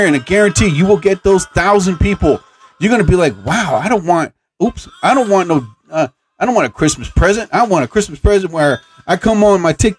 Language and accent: English; New Jersey, United States; I'm from New Jersey